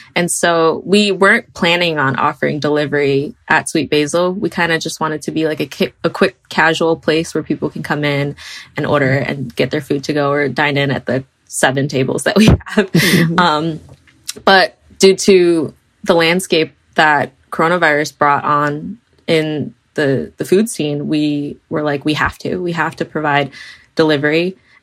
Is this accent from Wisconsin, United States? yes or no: yes; Milwaukee, Wisconsin, United States; also born or lived in Franklin, Wisconsin; So we grew up in Milwaukee. Milwaukee's our home